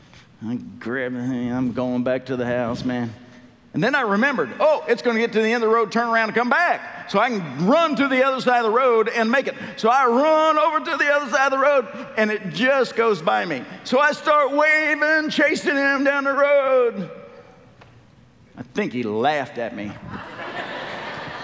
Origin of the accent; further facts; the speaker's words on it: United States; we as American believers